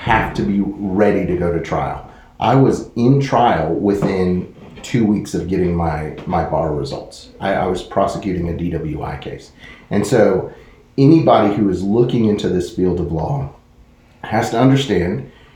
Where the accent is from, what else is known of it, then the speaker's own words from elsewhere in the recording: Texas, United States; moved away as an adult; also born or lived in New York City; now in Waco, United States; growing up in Texas, being used to, I mean, I had my car when I was 15 years old